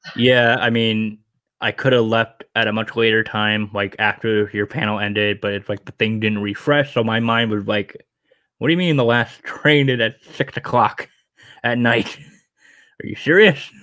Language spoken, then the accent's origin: English; Rhode Island, United States; Rhode Island Comic Con, my home state